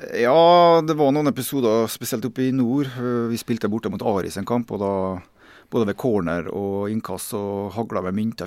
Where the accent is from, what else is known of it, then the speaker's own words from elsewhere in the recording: Kristiansund, Møre og Romsdal, Norway; moved away; jeg kommer fra Kristiansund da, og har hatt mine første fotballsko